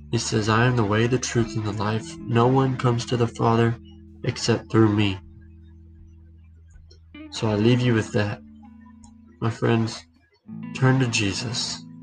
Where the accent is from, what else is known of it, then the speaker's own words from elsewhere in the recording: United States; Well, well, God can hear me because I grew up in America